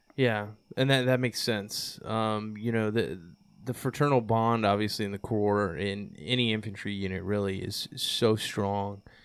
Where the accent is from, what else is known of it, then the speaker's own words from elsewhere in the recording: Texas, United States; I came from Texas